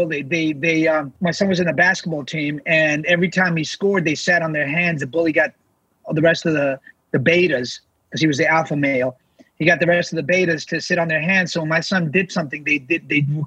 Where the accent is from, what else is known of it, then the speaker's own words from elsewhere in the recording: New York City, New York, United States; I'm from New York City, where we celebrate everybody's uniqueness